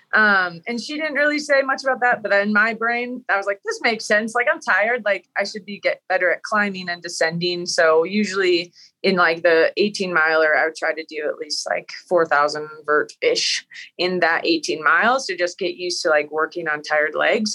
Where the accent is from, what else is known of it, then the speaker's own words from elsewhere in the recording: Wisconsin, United States; I grew up in Wisconsin